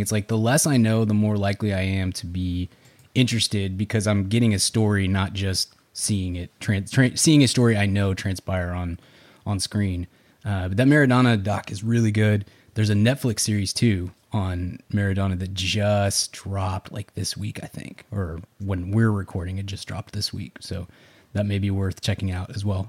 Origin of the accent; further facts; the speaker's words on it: Dallas, Texas, United States; I'm from Dallas